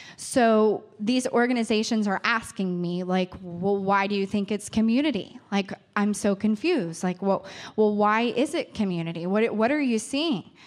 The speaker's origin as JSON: {"language": "English", "town": "New Richmond", "region": "Ohio", "country": "United States", "tie": "born or raised there", "said": "I grew up in New Richmond. I grew up in a rural area. Claremont County is my home."}